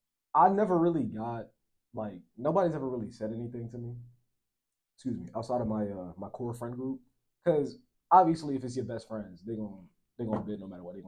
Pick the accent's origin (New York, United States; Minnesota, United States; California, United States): New York, United States; New York City; also born or lived in Philadelphia; Like, I don't really dress like I'm from New York. I don't really dress like I'm from Philly.